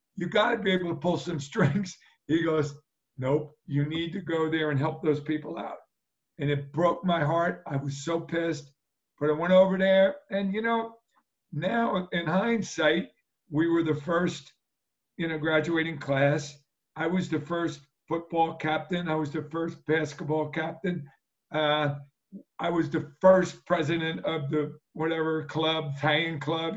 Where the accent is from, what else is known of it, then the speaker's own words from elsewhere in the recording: Asbury Park, New Jersey, United States; also born or lived in Ocean Township, New Jersey; I grew up in Asbury